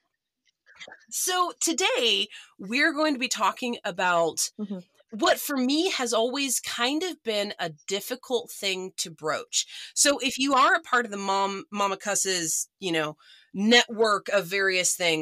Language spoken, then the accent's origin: English; Oklahoma, United States; born or raised there